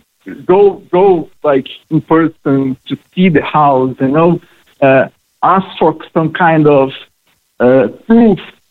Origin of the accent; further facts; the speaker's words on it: Brazil; English is a second language; moved away as an adult; now in Cork, Ireland; I'm from Brazil